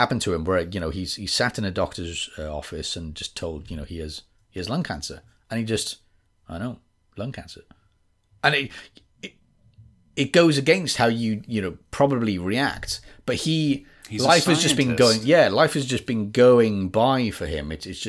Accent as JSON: {"language": "English", "region": "Wales", "country": "United Kingdom", "accent": "West Wales", "said": "This is West Wales, but not actually West Wales, because a lot of people think I sound from England, and then when I'm in England, people say, \"Oh, you sound very Welsh.\" Very Welsh, as they say."}